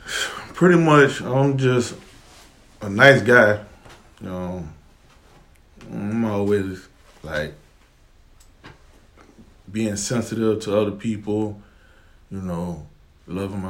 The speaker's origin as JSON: {"language": "English", "town": "Savannah", "region": "Georgia", "country": "United States", "tie": "born or raised there", "said": "I'm born and raised in Savannah"}